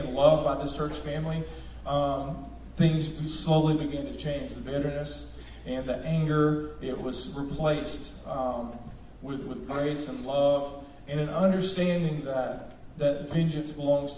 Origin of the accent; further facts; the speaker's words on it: Rossville, United States; I grew up in Rossville